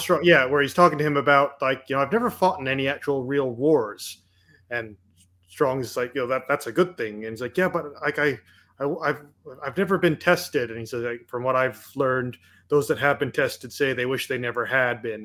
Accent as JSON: {"language": "English", "country": "Canada", "said": "I'm Canadian"}